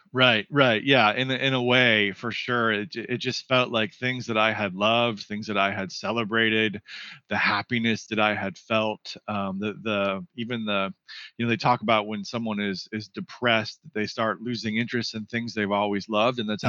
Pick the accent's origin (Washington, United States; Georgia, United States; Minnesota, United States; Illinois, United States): Washington, United States; Seattle; moved away as an adult; also born or lived in California / East Coast; now in Santa Ynez Valley, United States; I'm originally from Seattle, Washington. Spent uh, the first 18 years of my life there.